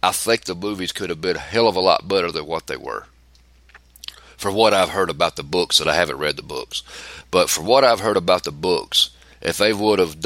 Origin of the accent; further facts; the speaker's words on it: the South, United States; I'm from the South